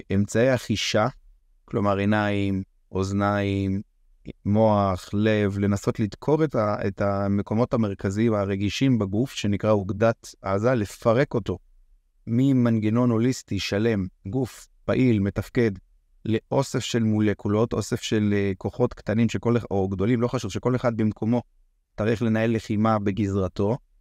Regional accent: Israel; גדלתי ככה, כישראלי חופשי וגאה

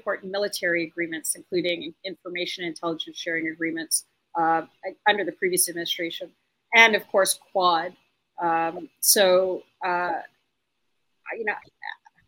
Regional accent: Canada; I'm Canadian

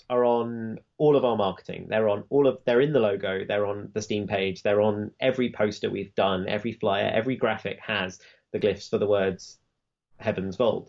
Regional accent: United Kingdom; I'm British

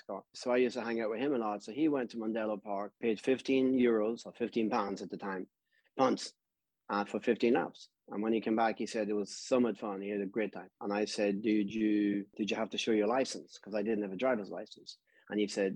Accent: Blackrock, County Louth, Ireland; now in Florida, United States; We were about probably a half a mile from the water, from Blackrock, seaside

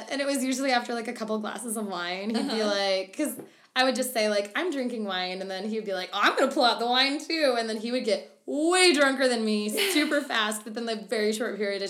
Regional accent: Arkansas, United States; also born or lived in Louisiana; just being raised in the South, I'm originally from Louisiana, then grew up in Arkansas.

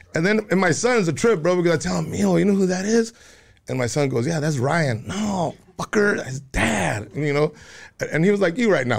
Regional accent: Juarez, Chihuahua, Mexico; You know, my Spanish was, you know, even though we came from Chihuahua, I was in Juarez as a little kid.

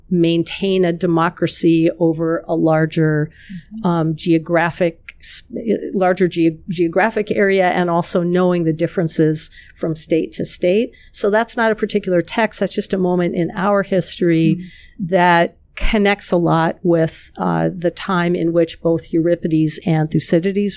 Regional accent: United States; as an American

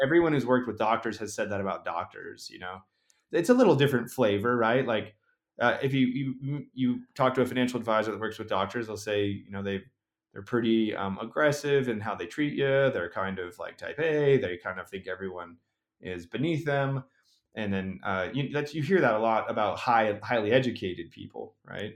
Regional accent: Utah, United States; my home state, uh, of Utah

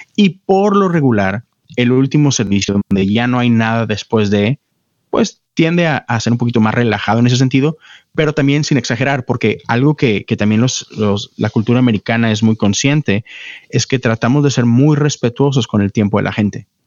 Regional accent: Monterrey, Nuevo León, Mexico; moved away as an adult; now in Houston, United States; yo nací, crecí en Monterrey, México. Este, estuve ahí por 30 años

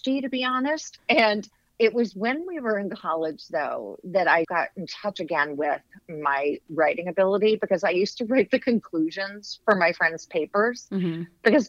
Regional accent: Bethesda, Maryland, United States; I grew up in Bethesda, Maryland.

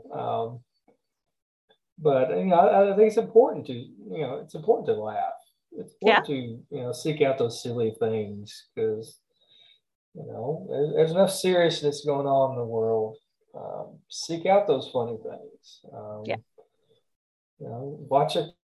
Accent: the South, United States; accent: Southern; my Southern accent

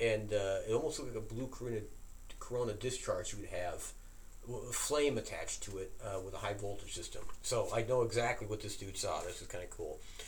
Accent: Holler, West Virginia, United States; I was 8 years old visiting my grandparents' house in Holler, West Virginia, my hometown.

